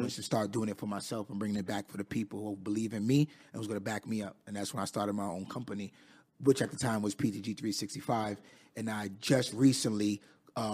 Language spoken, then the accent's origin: English; Queens, New York, United States; I'm from Queens, New York. Raised in Queens. I'm currently 29 at the time right now.